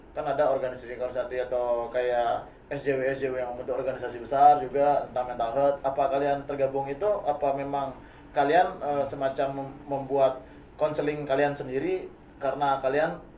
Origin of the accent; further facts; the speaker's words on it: Bali, Indonesia; kan kebanyakan kita orang Bali dan Indonesia ya.